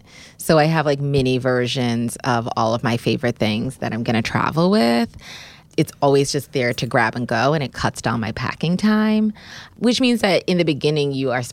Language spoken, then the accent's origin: English; Bermuda; I am from Bermuda, and so summer dressing is just where I thrive.